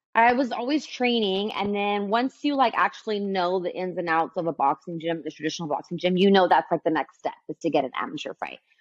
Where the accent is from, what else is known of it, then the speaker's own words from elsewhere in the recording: Santa Ana, California, United States; I'm born and raised in Santa Ana